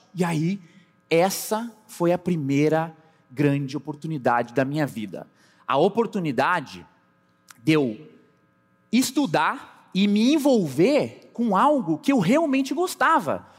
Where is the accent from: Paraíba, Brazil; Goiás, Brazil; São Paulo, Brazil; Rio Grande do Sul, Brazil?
Rio Grande do Sul, Brazil; Pelotas; moved away; also born or lived in Londrina, Paraná; Sim, eu sou pelotense, nasci no Rio Grande do Sul.